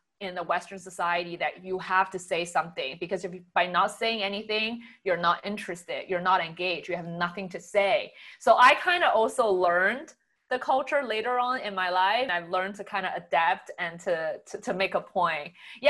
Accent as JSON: {"language": "English", "country": "Singapore", "moved": "as an adult", "lives_now": "Canada", "said": "so I was an international student when I moved from Singapore to Canada to get my undergrad."}